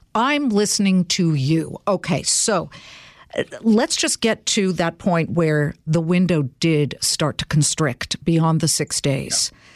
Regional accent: California, United States; I'm from California

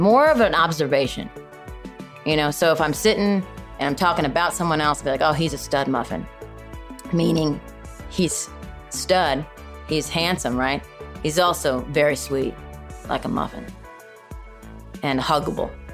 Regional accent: Chicago, Illinois, United States; moved away; I'm from originally from Chicago.

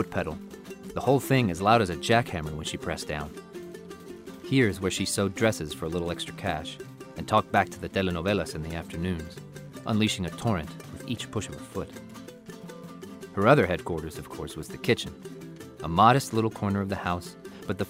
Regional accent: the South, United States; first language Spanish; English is a second language; My Spanish is a first language that began to fade during a boyhood in the South

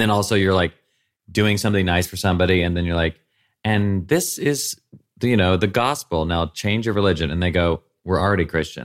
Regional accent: Nashville, Tennessee, United States; moved away; growing up in Nashville

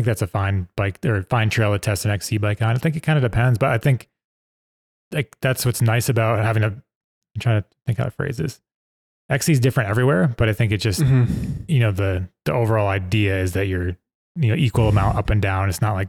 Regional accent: East Coast, United States; Yeah, and I grew up on the East Coast, which is more not as steep as here, but we have tons of roots, and it's kind of more techy

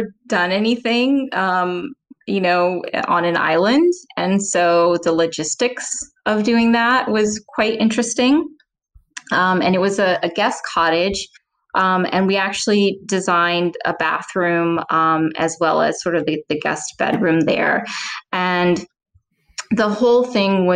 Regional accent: New Orleans, Louisiana, United States; moved away; growing up in New Orleans

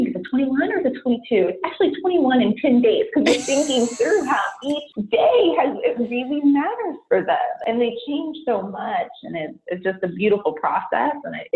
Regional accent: San Francisco Bay Area, California, United States; born and raised in the San Francisco Bay Area

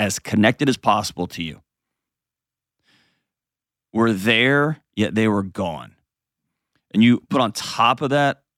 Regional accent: Texas, United States; I grew up in Texas

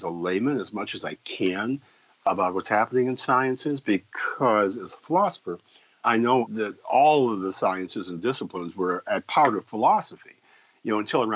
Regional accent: Evanston, Illinois, United States; I was raised in Evanston, Illinois

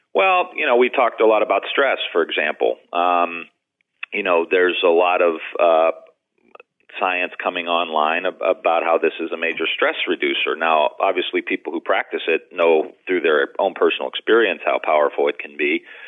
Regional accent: Youngstown, Ohio, United States; I'm from Youngstown, Ohio

